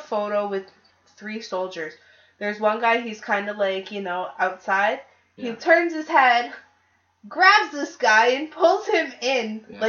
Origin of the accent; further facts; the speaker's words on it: Toronto, Ontario, Canada; Because I'm from the big city. I'm from Toronto.